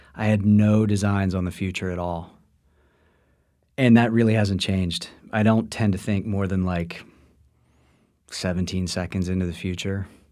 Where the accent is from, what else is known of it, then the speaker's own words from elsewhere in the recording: Washington, District of Columbia, United States; I was born in, uh, the nation's capital of Washington, D C